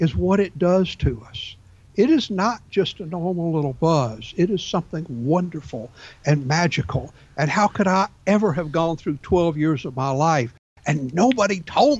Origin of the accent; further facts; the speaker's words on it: Atlanta, Georgia, United States; myself and another six guys were born and raised in Atlanta.